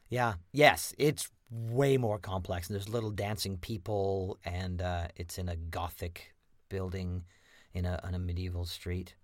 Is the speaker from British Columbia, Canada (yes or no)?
no; Lethbridge, Alberta, Canada; I was born and raised in Lethbridge, Alberta